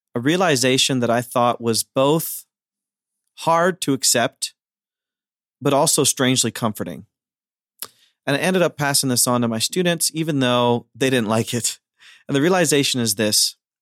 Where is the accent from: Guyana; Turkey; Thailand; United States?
United States; Ohio; I'm from Amish country, Ohio